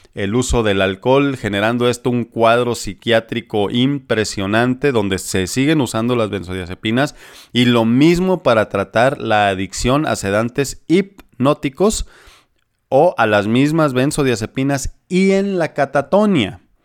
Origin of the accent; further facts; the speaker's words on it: Sinaloa, Mexico; moved away; allá por mi tierra sinaloense